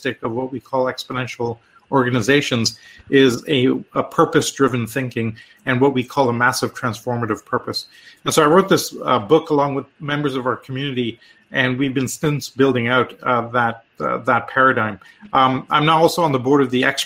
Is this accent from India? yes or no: yes; India; also born or lived in Canada / Europe; now in United States; I'm Canadian, originally from India.